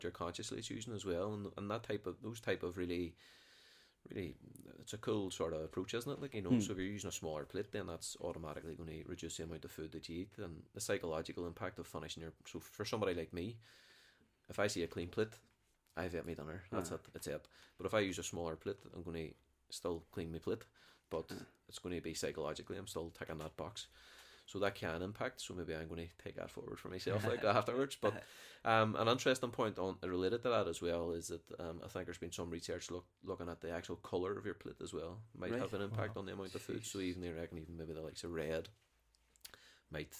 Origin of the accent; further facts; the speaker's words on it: Derry, Northern Ireland, United Kingdom; I was brought up in the Brandywell